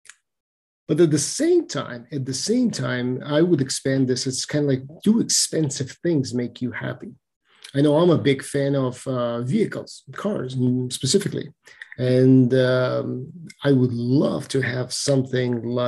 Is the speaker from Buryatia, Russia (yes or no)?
no; Moscow, Russia; I'm from Moscow, Russia